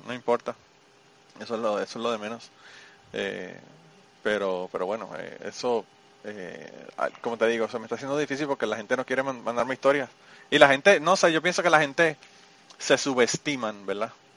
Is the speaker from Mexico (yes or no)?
no; Puerto Rico; now in United States; yo vengo de Puerto Rico